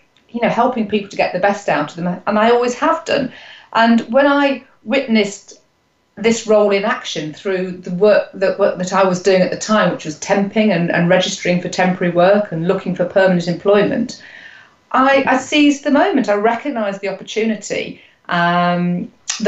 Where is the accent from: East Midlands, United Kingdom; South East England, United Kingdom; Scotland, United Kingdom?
East Midlands, United Kingdom; Nottingham; I am from Nottingham, but that's Nottingham, England, because I know there's a Nottingham in the States as well. I've been here all my life